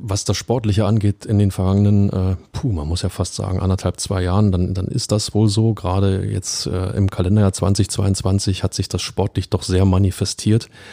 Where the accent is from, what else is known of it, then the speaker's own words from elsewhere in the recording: Berlin, Germany; als Berliner